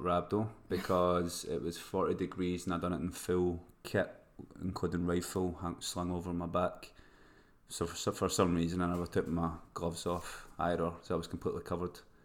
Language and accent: English; Scotland, United Kingdom; moved away; I've been away from Scotland for too long